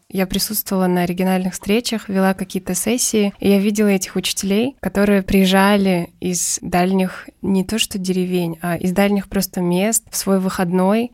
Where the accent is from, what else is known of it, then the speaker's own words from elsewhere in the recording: Kyrgyzstan; moved away; also born or lived in Belousovo; я родом из Кыргызстана